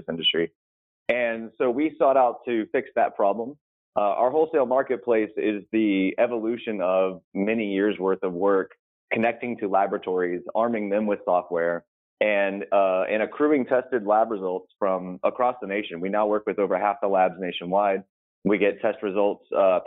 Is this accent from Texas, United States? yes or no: yes; Texas, United States; I grew up in Texas